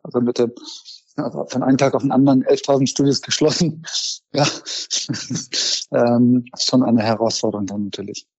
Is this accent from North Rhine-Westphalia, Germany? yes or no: no; Frankfurt, Hesse, Germany; moved away; Ich komme aus Frankfurt ursprünglich.